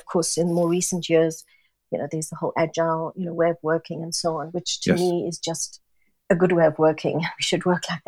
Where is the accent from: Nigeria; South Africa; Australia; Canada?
South Africa; moved away as an adult; also born or lived in Singapore; now in London, United Kingdom; being born and brought up in South Africa, where we were a very multicultural nation.